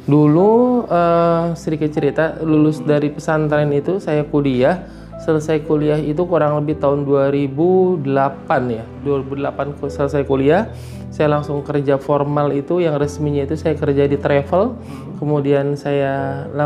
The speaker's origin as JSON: {"language": "Indonesian", "region": "Jakarta", "country": "Indonesia", "tie": "born or raised there", "lives_now": "Gunung Putri, Indonesia", "said": "Alhamdulillah saya dari Jakarta kebetulan asli Jakarta. Kemudian tahun 2011 pas nikah pindah ke Gunung Putri di sini alhamdulillah"}